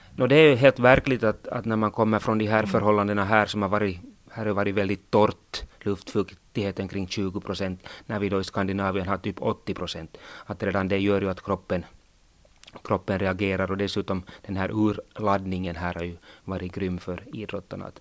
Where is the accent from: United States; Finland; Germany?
Finland; Sotkamo, Kainuu; jag får ju stryk hemma i Sotkamo Vuokatti